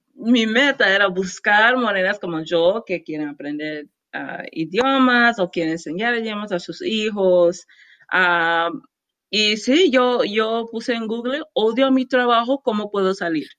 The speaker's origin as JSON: {"language": "Spanish", "town": "Houston", "region": "Texas", "country": "United States", "tie": "born or raised there", "second_language": "Spanish", "said": "nací en Houston, Texas"}